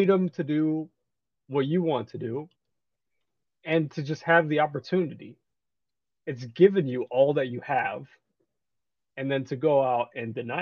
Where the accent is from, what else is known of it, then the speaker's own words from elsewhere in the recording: United States; I've been born here, okay? I'm American to the core.